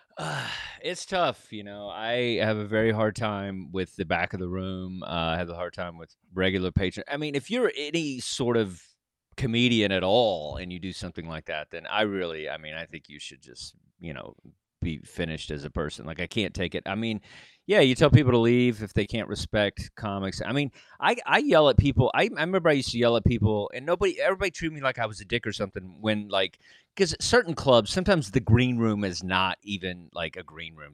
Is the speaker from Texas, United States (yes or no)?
yes; Texas, United States; moved away; also born or lived in New York; I'm just this dork from Texas